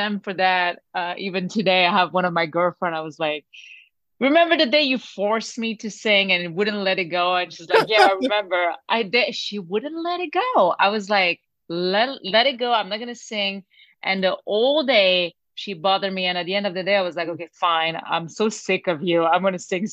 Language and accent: English; France; English is a second language; moved away as an adult; also born or lived in Lebanon; now in Los Angeles, United States; I was born in Lebanon, but I grew up in France, moved there when I was three